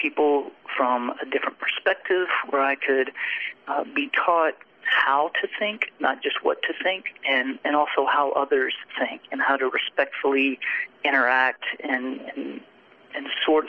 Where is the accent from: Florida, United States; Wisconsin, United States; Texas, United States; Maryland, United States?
Texas, United States; born there; he joined church staff 2 weeks before I was born in Texas.